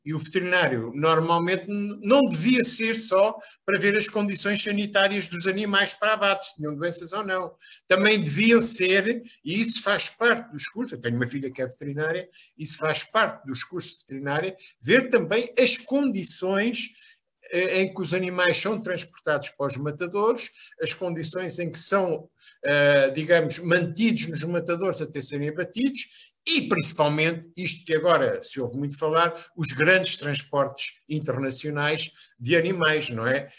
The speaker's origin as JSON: {"language": "Portuguese", "region": "Lisbon", "country": "Portugal", "tie": "born or raised there", "also_born_or_lived": "Beira Alta", "said": "Embora não tenha sido criado na província, fui criado numa zona eh, de Benfica"}